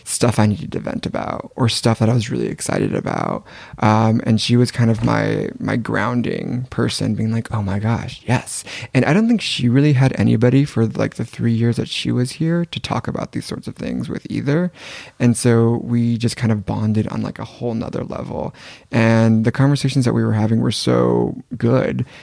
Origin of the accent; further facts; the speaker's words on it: Gilroy, California, United States; now in Paris, France; We grew up in Gilroy, California together.